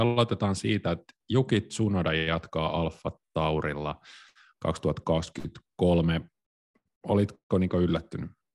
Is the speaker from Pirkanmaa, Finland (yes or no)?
yes; Tampere, Pirkanmaa, Finland; Mä oon siis kotoisin Tampereelta